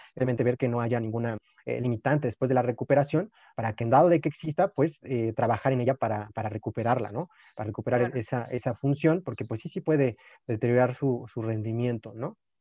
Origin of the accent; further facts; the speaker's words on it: Mexico; como mexicanos